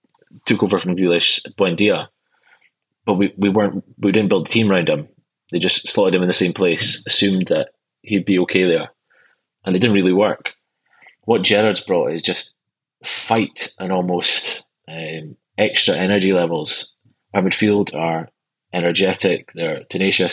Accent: Aberdeen, Scotland, United Kingdom; my local team would be Aberdeen, from where I grew up

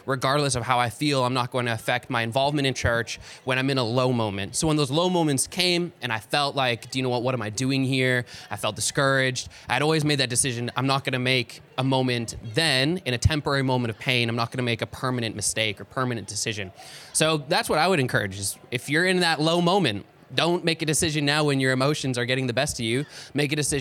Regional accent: Calgary, Alberta, Canada; I am from Calgary

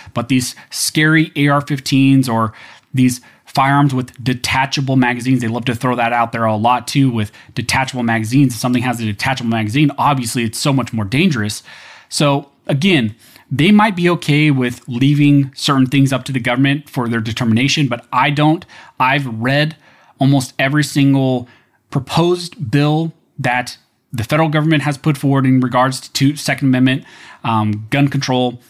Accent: United States; as an American

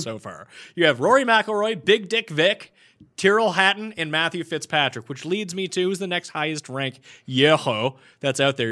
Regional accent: Canada

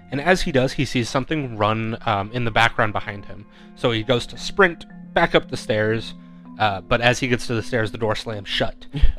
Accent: Phoenix, Arizona, United States

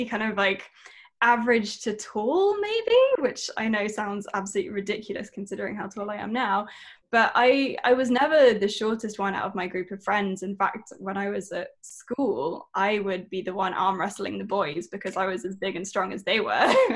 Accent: Shropshire, West Midlands, United Kingdom; now in London, United Kingdom; I was born and raised in an area that no one in the United States will have ever heard of. It's called Shropshire.

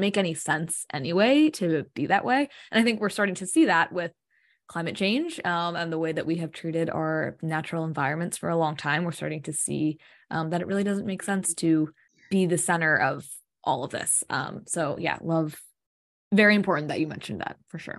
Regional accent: United States; growing up in America

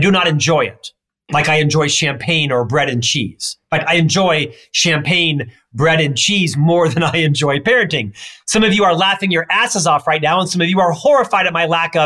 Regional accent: Florida, United States; moved away as an adult; now in Utah, United States; I'm from Florida.

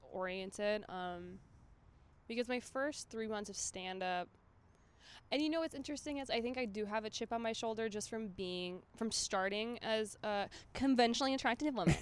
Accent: Minnesota, United States; I'm from Minnesota.

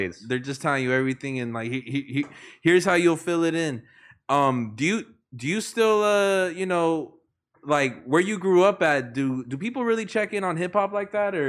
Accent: Paramount, California, United States

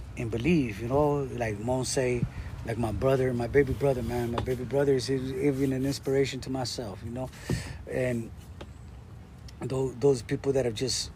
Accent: La Puente, California, United States; my city where I grew up in La Puente

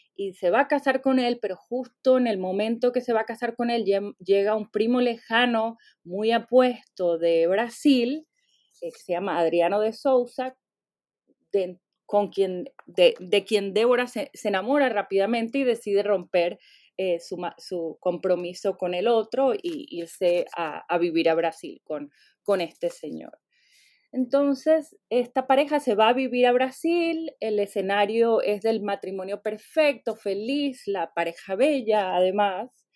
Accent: Venezuela; born or raised there; now in United States

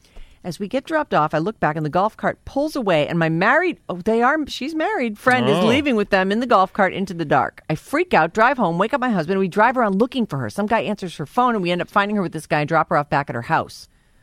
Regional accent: Napa, California, United States; My husband and I grew up here in Napa.

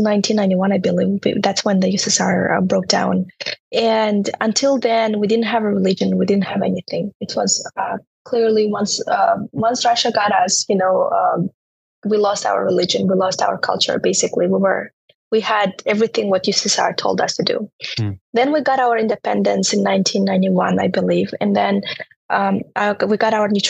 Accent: Turkmenistan; English is a second language; moved away as an adult; now in United States; I was growing up in Turkmenistan

